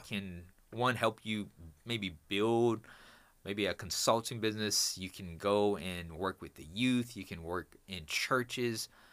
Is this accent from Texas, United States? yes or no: yes; Houston, Texas, United States; I'm from Houston, Texas.